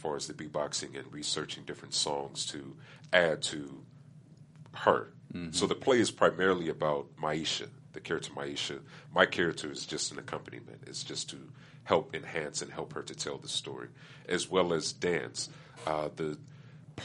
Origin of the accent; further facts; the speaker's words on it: Pomona, California, United States; I started going to an open mic in my hometown of Pomona